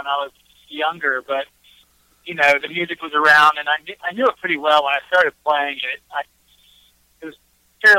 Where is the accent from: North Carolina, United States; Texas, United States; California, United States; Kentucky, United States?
North Carolina, United States; Hickory; also born or lived in out west; now in Asheville, United States; I'm originally from Hickory, North Carolina.